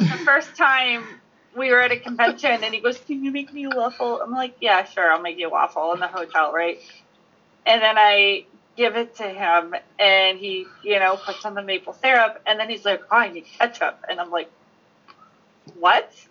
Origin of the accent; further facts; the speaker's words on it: New Jersey, United States; moved away as an adult; now in New Hampshire, United States; am from South Jersey. Okay, I moved to New Hampshire like 10 years ago, and I live in the middle of nowhere in New Hampshire now